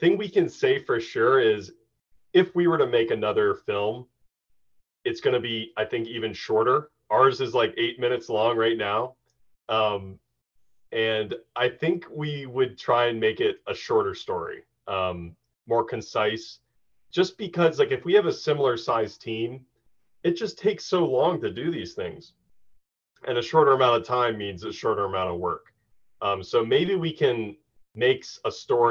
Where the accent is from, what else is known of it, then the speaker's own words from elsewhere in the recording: Lancaster, Pennsylvania, United States; Lancaster, Pennsylvania. That's my hometown